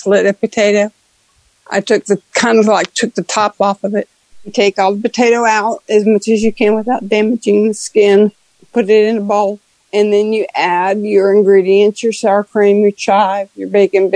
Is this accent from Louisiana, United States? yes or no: yes; New Orleans, Louisiana, United States; I'm from New Orleans, Louisiana